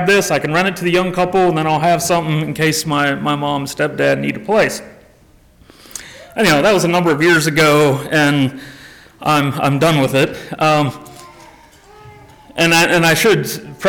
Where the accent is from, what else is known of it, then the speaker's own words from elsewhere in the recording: South Carolina, United States; I'm from South Carolina